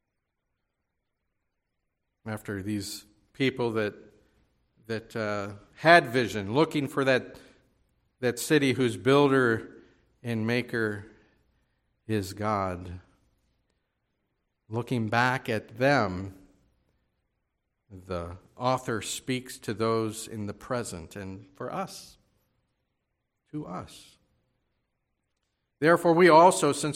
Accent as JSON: {"language": "English", "town": "Baltimore", "region": "Maryland", "country": "United States", "tie": "born or raised there", "also_born_or_lived": "Winnipeg, Canada / northern Minnesota", "moved": "as an adult", "said": "I grew up here in Baltimore, the Baltimore area"}